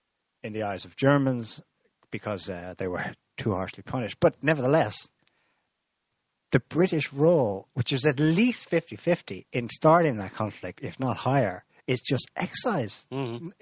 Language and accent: English; Ireland; because I suppose the reason we're both Irish, but I had not the kind of awareness of my own history that you did, and I was taught in Irish schools.